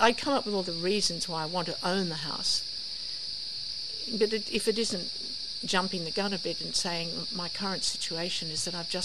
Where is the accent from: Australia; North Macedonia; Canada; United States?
Australia; I grew up on the Lenco River